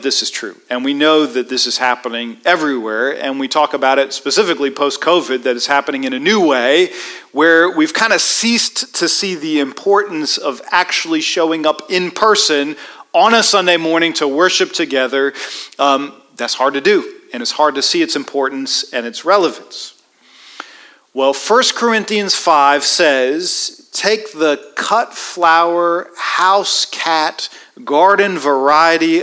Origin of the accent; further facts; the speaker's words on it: Washington, District of Columbia, United States; I grew up in Washington, D.C.